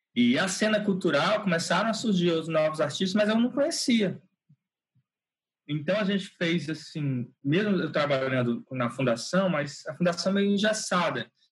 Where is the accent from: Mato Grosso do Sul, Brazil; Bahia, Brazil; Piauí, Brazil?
Piauí, Brazil; Teresina; Eu nasci em Teresina, é, no Piauí. Moro aqui, trabalho aqui, né? Praticamente toda a minha vida eu eu eu nasci aqui.